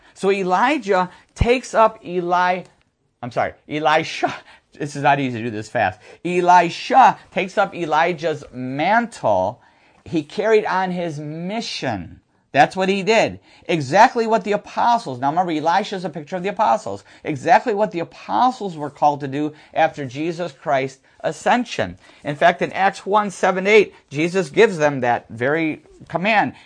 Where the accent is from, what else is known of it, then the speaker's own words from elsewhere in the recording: near Niagara Falls, New York, United States; I grew up near Niagara Falls, New York.